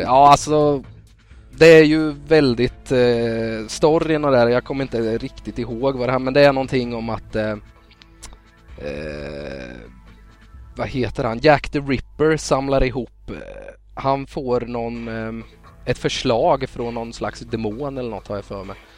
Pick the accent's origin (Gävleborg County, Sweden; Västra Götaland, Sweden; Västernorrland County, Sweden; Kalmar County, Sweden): Kalmar County, Sweden; Västervik; moved away; Jag kommer ju från Västervik från början